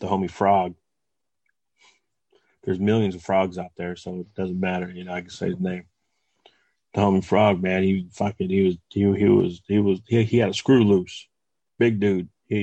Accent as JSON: {"language": "English", "town": "West Covina", "region": "California", "country": "United States", "tie": "born or raised there", "said": "I was from West Covina"}